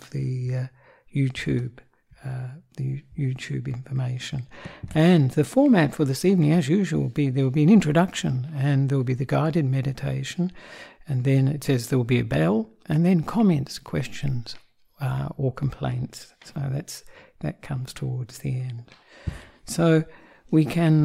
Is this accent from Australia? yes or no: yes; Perth, Western Australia, Australia; also born or lived in Sri Lanka; I am an Australian monk who was born in Perth